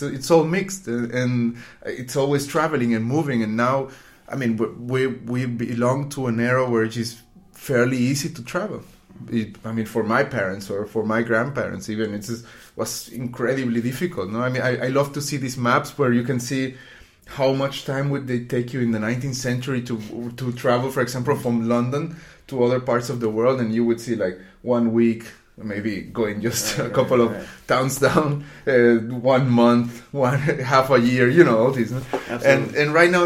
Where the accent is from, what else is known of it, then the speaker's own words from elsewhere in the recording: Puerto Rico; moved away as an adult; also born or lived in Querétaro, Mexico; now in Düsseldorf, Germany; And then I grew up in Puerto Rico. I lived there for 17 years.